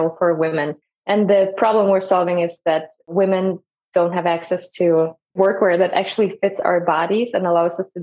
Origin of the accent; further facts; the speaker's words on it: Germany; moved away as an adult; also born or lived in Kazakhstan; now in Milwaukee, United States; I'm from Germany. And the longer answer is I was born in Kazakhstan